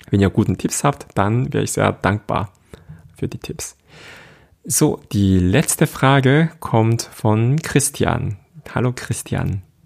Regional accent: South Korea; first language Korean; German is a second language; now in Germany; meine Muttersprache ist Koreanisch

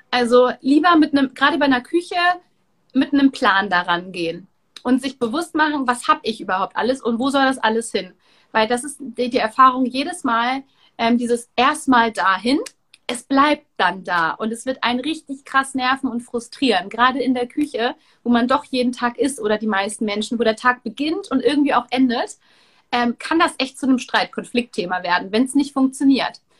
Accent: Hamburg, Germany; Ich? Nee, ich bin Hamburgerin.

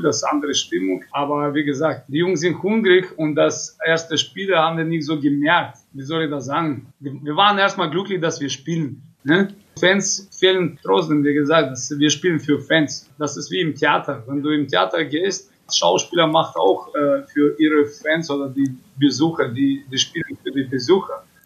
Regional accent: Kazakhstan; also born or lived in Iserlohn, Germany; now in Krefeld, Germany; ich bin in Kasachstan geboren und früher war mein Kasachstan Heimat

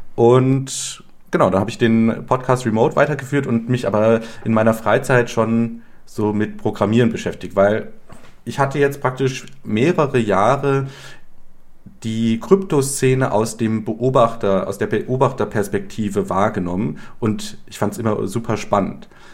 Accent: Germany; moved away as an adult; also born or lived in Ukraine; als Deutscher

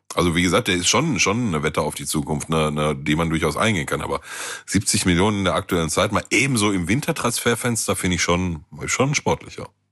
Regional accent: Gelsenkirchen, North Rhine-Westphalia, Germany; bei uns in Gelsenkirchen Süd

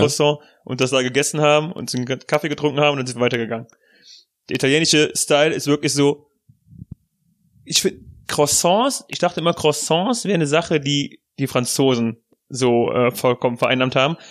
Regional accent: Germany; als Deutscher

